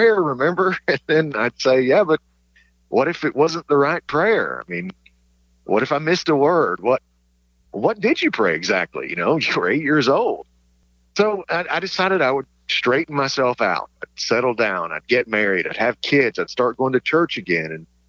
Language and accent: English; East Tennessee, United States; now in Long Island, United States; I'm from East Tennessee, and I live in Long Island now